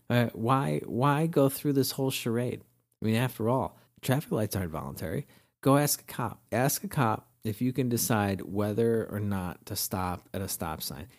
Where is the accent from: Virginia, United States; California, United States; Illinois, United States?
Illinois, United States; Wilmette; I grew up in Wilmette, a great suburb of Chicago